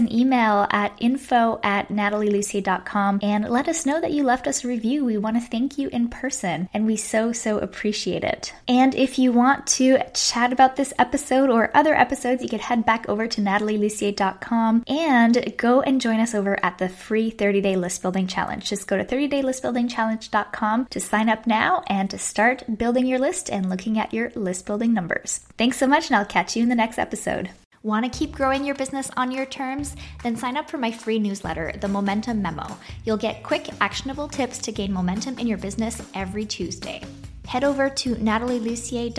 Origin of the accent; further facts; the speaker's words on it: Canada; now in Texas, United States; I'm Canadian, and even though I live in Texas